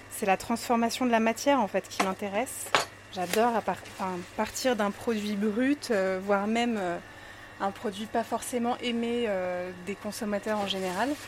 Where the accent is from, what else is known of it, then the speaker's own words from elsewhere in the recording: Grenoble, Auvergne-Rhône-Alpes, France; j'ai grandi à, à Grenoble, au cœur des Alpes, donc j'ai toujours été passionnée de nature et de montagne. j'ai des origines allemandes, ma grand-mère était allemande